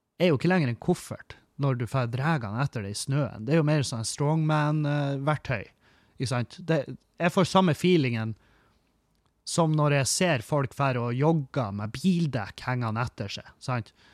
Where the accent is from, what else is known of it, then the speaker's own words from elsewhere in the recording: Halsa, Nordland, Norway; now in Bodø, Norway; jeg vokste opp på Halsa, og der produserer vi fiskfôr